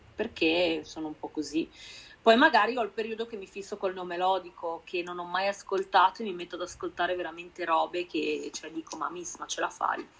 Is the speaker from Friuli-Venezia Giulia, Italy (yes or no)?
yes; Udine, Friuli-Venezia Giulia, Italy; now in Milan, Italy; Io sono di Udine, sono friulana, però vivo a Milano